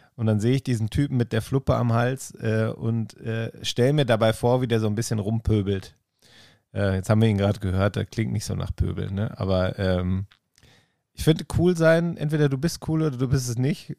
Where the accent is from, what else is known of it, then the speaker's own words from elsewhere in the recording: Bielefeld, North Rhine-Westphalia, Germany; ich komme aus Bielefeld und ich äh, wohne im schönsten Viertel der Stadt